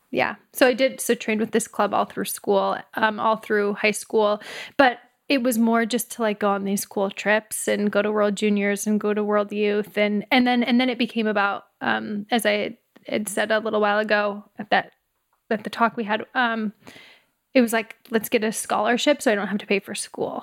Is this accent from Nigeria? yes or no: no; Humboldt, Saskatchewan, Canada; now in San Francisco Bay Area, United States; I grew up in Humboldt, Saskatchewan, Canada, so it's five thousand people, very small